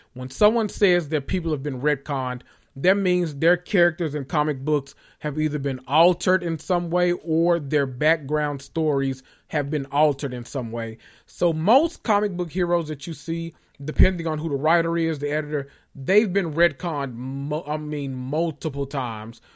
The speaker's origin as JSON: {"language": "English", "town": "Memphis", "region": "Tennessee", "country": "United States", "said": "I'm from Memphis"}